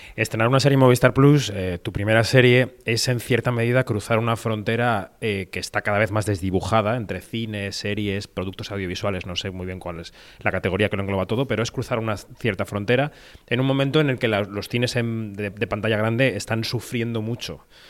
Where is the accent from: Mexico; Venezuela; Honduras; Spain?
Spain; los españoles